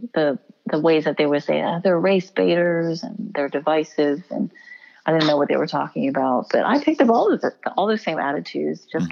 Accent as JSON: {"language": "English", "town": "Houston", "region": "Texas", "country": "United States", "tie": "born or raised there", "said": "I was born and raised in Houston, Texas"}